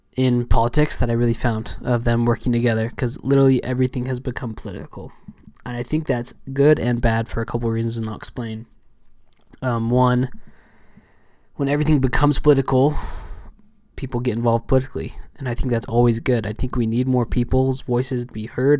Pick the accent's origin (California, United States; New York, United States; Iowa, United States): California, United States; Southern; I was raised in Southern California, um, for most of my life